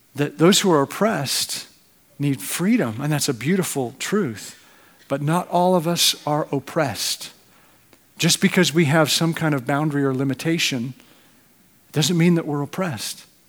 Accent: Canada; now in United States; as a Canadian

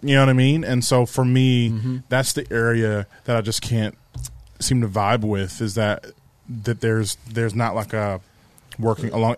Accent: United States; as a American

